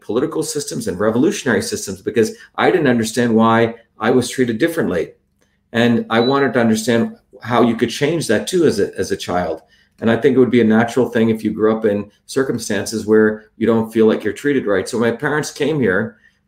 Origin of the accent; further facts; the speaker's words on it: New Jersey, United States; also born or lived in Bombay, India / South India; After seven, I grew up in working class neighborhoods in New Jersey